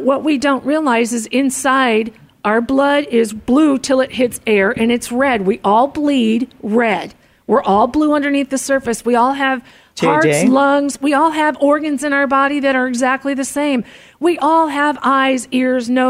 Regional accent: Mesa, Arizona, United States; I grew up in Mesa

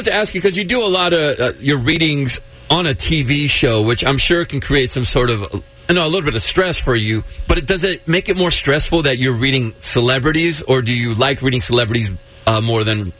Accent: Mexico; I'm from Mexico, right?

